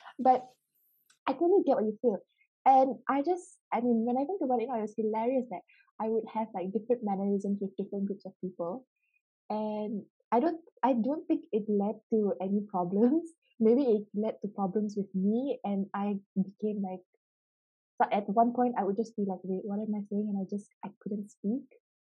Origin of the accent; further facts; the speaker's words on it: Petaling Jaya, Selangor, Malaysia; English is a second language; moved away as an adult; also born or lived in Sarawak, Malaysia / Edinburgh, Scotland; I was born in Sarawak, and when I was 8, I moved to Petaling Jaya